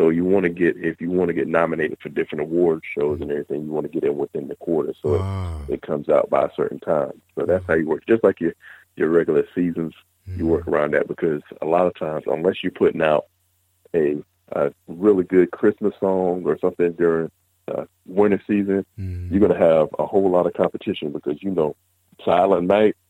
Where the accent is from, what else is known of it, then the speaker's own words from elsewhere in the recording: Jacksonville, North Carolina, United States; now in Orangeburg, United States; I'm originally from Jacksonville, North Carolina, but I currently live in Orangeburg.